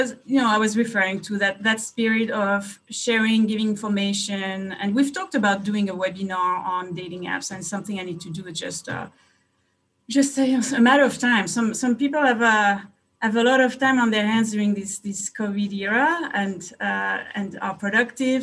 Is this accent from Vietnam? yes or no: no; France; moved away as an adult; also born or lived in Hungary; now in United States; I'm from France. I was uh, born and raised in France